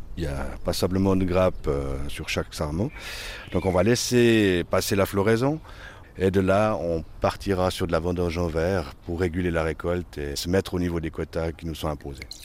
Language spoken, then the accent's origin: French; Yvorne, Vaud, Switzerland; je suis né à Yvonne